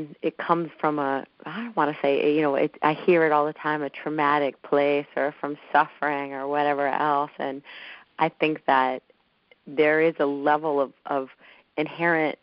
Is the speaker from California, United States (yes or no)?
yes; Los Angeles, California, United States; I grew up in Southern California, Los Angeles